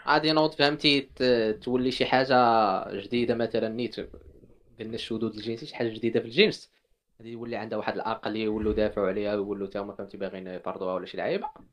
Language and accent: Arabic; Morocco; حنا مغاربه